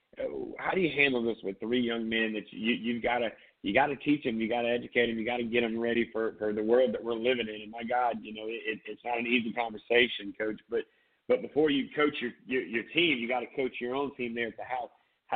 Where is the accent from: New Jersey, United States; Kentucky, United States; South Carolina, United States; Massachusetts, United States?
South Carolina, United States; Myrtle Beach; now in Charleston, United States; growing up in Myrtle Beach